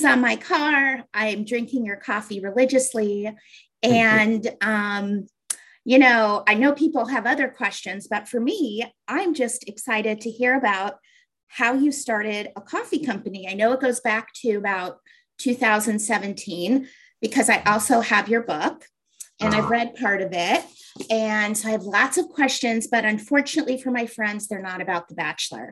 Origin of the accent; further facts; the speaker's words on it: Colorado, United States; now in Cincinnati, United States; my home state of Colorado